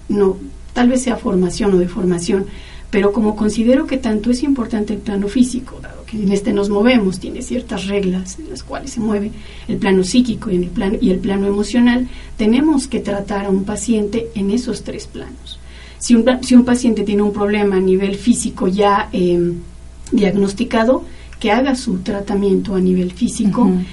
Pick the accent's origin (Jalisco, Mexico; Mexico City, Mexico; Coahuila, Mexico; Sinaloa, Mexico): Mexico City, Mexico; moved away; en el Distrito Federal, que es de donde yo vengo